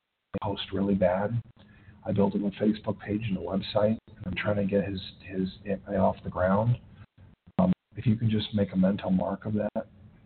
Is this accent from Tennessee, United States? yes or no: yes; Tennessee, United States; the most friendliest one that I've had happens to be my home state, Tennessee.